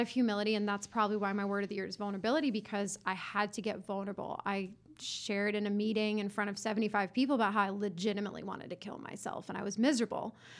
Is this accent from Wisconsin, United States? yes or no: no; Johns Creek, Georgia, United States; I grew up in Johns Creek.